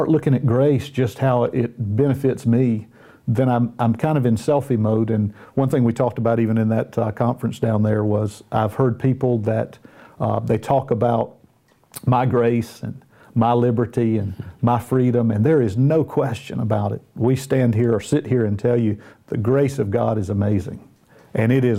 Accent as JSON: {"language": "English", "region": "the South", "country": "United States", "tie": "born or raised there", "accent": "Southern", "said": "I was born and raised in the South in the United States. So I've got a little Southern accent."}